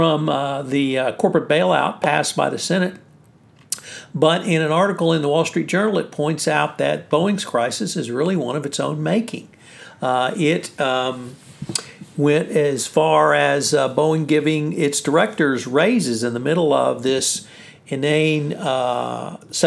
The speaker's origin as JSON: {"language": "English", "region": "Texas", "country": "United States", "said": "From the great state of Texas, my home state"}